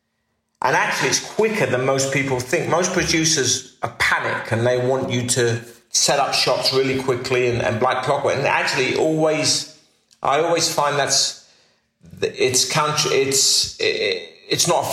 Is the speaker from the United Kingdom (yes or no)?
yes; United Kingdom; Being a British actor in America